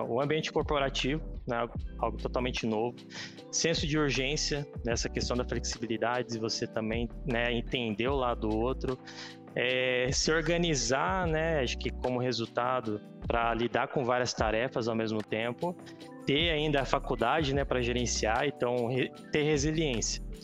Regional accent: Caçapava, São Paulo, Brazil; also born or lived in São José dos Campos; sou nascido em São José, vida toda em Caçapava

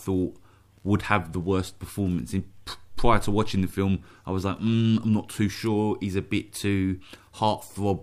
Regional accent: London, United Kingdom; at that age growing up in South London

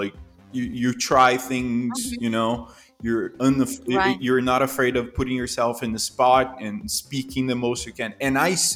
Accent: São Paulo, Brazil; born or raised there; accent: Brazilian; English is a second language; moved away as an adult; also born or lived in Toronto, Canada

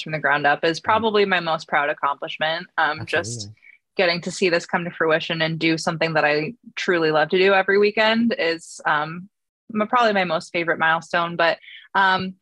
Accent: New Hampshire, United States; moved away as an adult; now in Boston, United States; I'm originally from New Hampshire, but I just moved to Boston at the end of last summer

